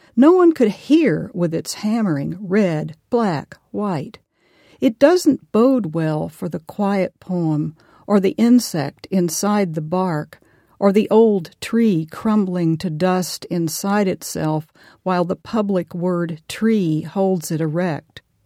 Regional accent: Arkansas, United States; I am from Arkansas

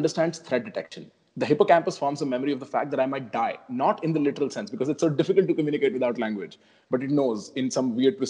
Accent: India; moved away as an adult; now in United States; we share common context growing up in India and almost growing up in, I would assume, similar families

